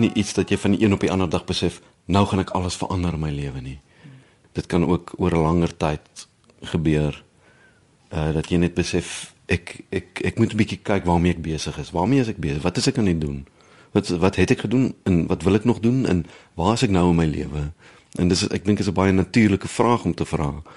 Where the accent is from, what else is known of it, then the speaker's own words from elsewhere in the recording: South Africa; moved away as an adult; also born or lived in Bloemfontein / Netherlands; Ek is in die Oos-Kaap gebore. Ek het op verliesdop groot geword